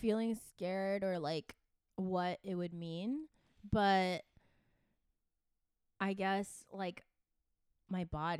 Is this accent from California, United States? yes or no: yes; San Jose, California, United States; also born or lived in Taipei, Taiwan / Santa Cruz, California; the, like, area that I grew up in San Jose, or in Cupertino, is, like, so Asian